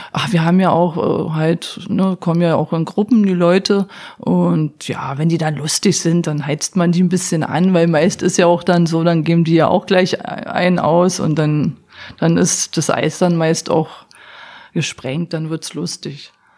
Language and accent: German; East Germany, Germany; moved away as an adult; now in Berlin, Germany; als Ossi